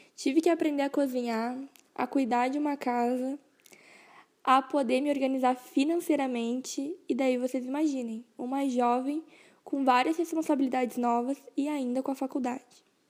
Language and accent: Portuguese; Rosário do Sul, Rio Grande do Sul, Brazil; moved away as an adult; now in Frederico Westphalen, Brazil; eu sou natural de Rosário do Sul e atualmente eu moro em Frederico Westphalen